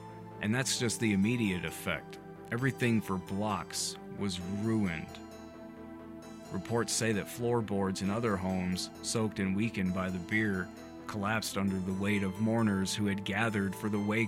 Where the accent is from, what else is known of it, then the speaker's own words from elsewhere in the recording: the South, United States; I grew up in the South, where you don't put syrup on anything